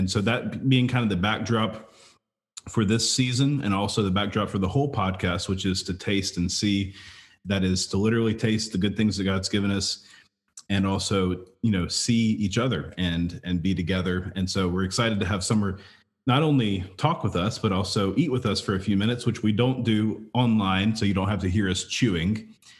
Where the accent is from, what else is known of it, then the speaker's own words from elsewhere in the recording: 2 hours from New Orleans, the South, United States; now in Phoenix, United States; I grew up 2 hours away driving to New Orleans all the time. We would go to Cafe Du Monde where we would, you know, eat the beignets and drink chicory coffee. And so I, as a Southerner displaced to Phoenix